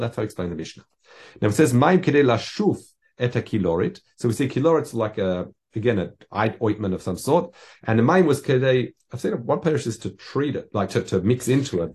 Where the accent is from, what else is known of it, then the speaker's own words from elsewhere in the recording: Australia; I grew up in Australia